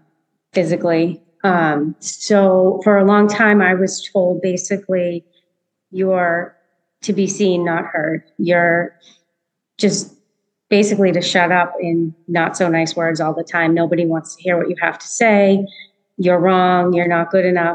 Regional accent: Massachusetts, United States; I grew up in Massachusetts

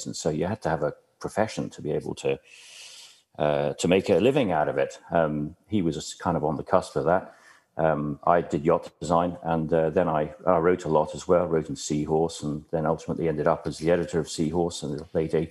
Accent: Dublin, Leinster, Ireland; moved away; I grew up in Dublin in the 60s

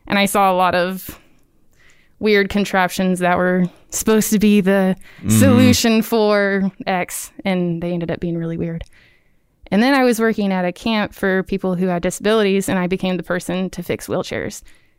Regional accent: Birmingham, Alabama, United States; now in Auburn, United States; I'm from Birmingham.

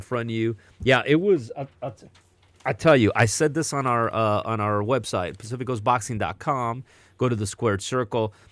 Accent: Southern California, United States; growing up in Southern California

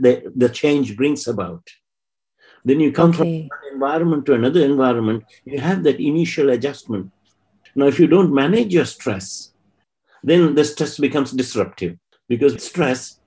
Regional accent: Sri Lanka; moved away as an adult; I come from Sri Lanka, which is a Southeast Asian country.

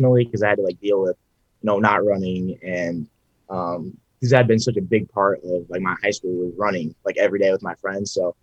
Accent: Bryan, Ohio, United States; I'm from Bryan, Ohio, a little farm town

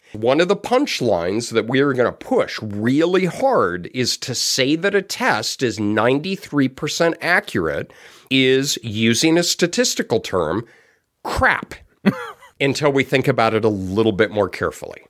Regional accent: Denver, Colorado, United States; moved away; I grew up in Denver.

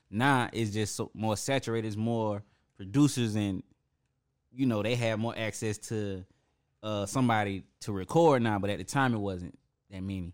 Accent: Atlanta, Georgia, United States; I'm from the West Side

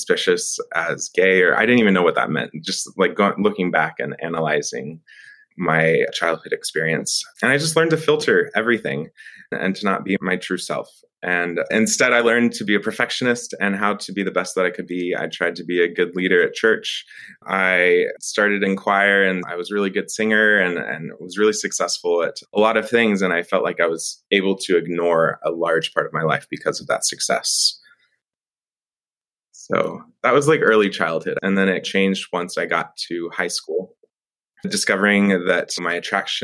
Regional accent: Friendswood, Texas, United States; now in Austin, United States; I was raised in Friendswood, Texas, which is right outside of Houston

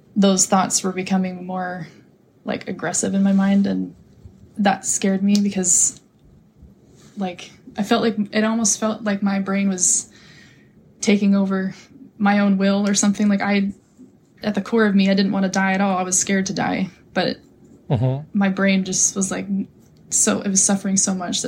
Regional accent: Napa, California, United States; moved away as an adult; now in Hawaii, United States; I was raised in Napa

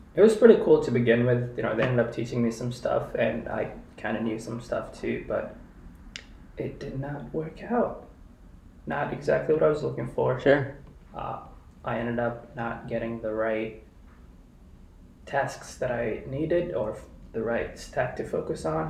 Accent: Kenya; moved away as an adult; now in Chicago, United States; I was born and raised in Kenya. Spent most of my adult life and like childhood life there

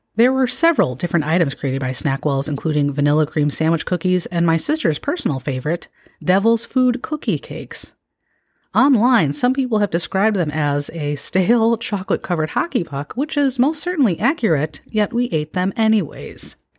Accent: Illinois, United States; moved away; I have lived away from my home state of Illinois for a long time

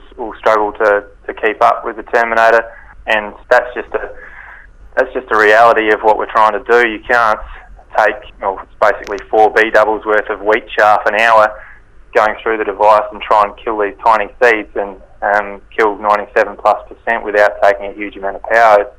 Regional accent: Kangaroo Island, South Australia, Australia; also born or lived in Adelaide; I'm from Kangaroo Island. I grew up here on a grain farm

